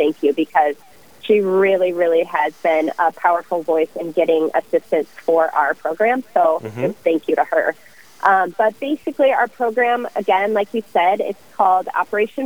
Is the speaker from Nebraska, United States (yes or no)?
yes; Omaha, Nebraska, United States; now in Rochester, United States; I grew up in the Omaha area